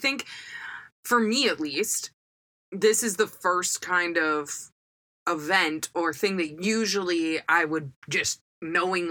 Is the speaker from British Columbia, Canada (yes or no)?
yes; North Vancouver, British Columbia, Canada; we grew up in North Van, so it rains all the fucking time